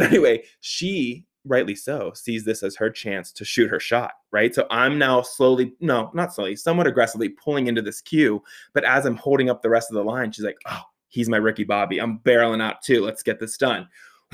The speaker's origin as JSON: {"language": "English", "town": "Pittsburgh", "region": "Pennsylvania", "country": "United States", "tie": "born or raised there", "said": "So I grew up in the South Hills of Pittsburgh. So shout out 412, born and bred, makes me a Yinzer"}